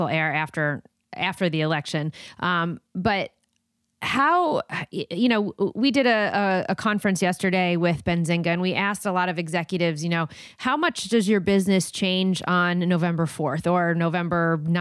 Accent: New Jersey, United States; now in California, United States; I'm from New Jersey, but I live in California

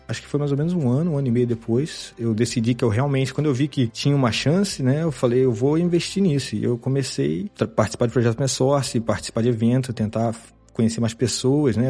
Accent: Miguel Pereira, Rio de Janeiro, Brazil; moved away as an adult; also born or lived in Juiz de Fora; now in Stockholm, Sweden; Eu sou de uma cidade bem pequena do interior do Rio, chamada Miguel Pereira

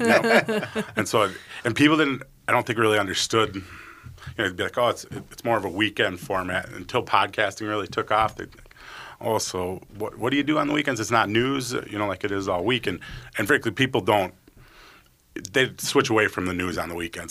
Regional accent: White Bear Lake, Minnesota, United States; also born or lived in Bemidji, Minnesota / Eau Claire, Wisconsin; I grew up in White Bear Lake, so a northeast suburb of the Twin Cities.

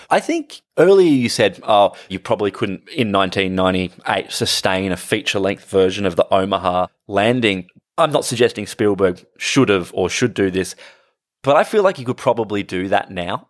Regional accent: Australia; as an Australian

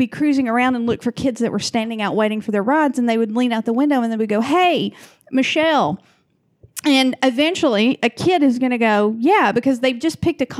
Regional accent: Rome, Georgia, United States; moved away as an adult; now in Portland, United States; my hometown of Rome, Georgia.

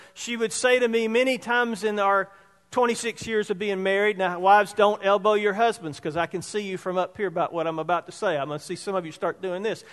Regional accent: Roebuck, South Carolina, United States; from Roebuck, Hicktown, South Carolina. Which is growing now. I mean, now it's a metropolis. When I was growing up there, there was one caution light

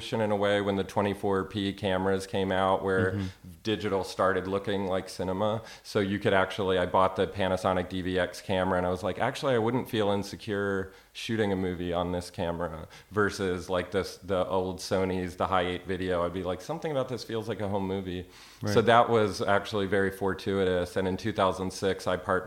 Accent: Maryland, United States; moved away as an adult; also born or lived in New York; now in Austin, United States; I went to college for a year in Florida. I'm from Maryland.

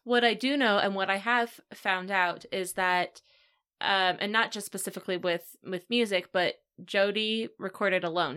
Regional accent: Virginia, United States; I grew up in Virginia

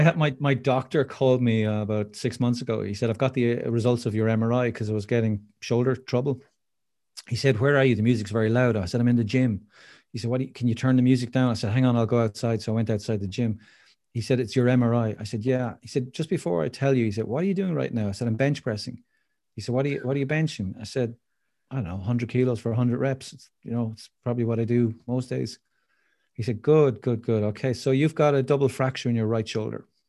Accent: Waterford, Munster, Ireland; I live in Waterford City, which is famous for its crystal down in the southeast of Ireland

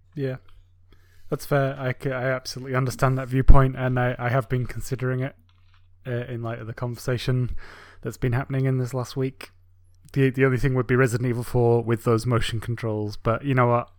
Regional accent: England, United Kingdom; moved away; my home country in England

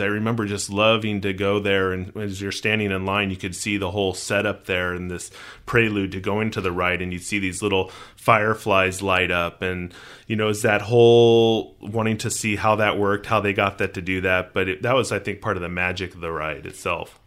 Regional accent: Southern California, United States; I grew up in Southern California and we don't have fireflies

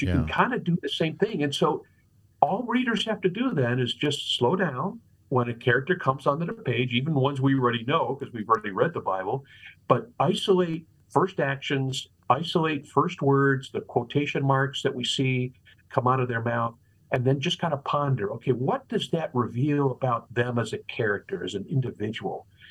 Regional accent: Chicago, Illinois, United States; also born or lived in La Grange, Illinois; Chicago is where I grew up

